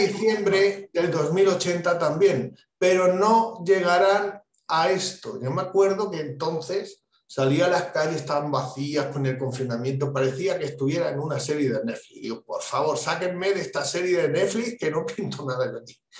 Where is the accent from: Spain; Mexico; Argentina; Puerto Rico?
Spain; En mi país, en España